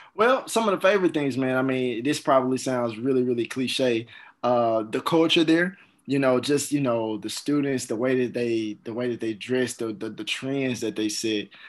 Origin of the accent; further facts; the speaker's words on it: Jackson, Mississippi, United States; also born or lived in Atlanta; I went to Jim Hill High School. That's in Jackson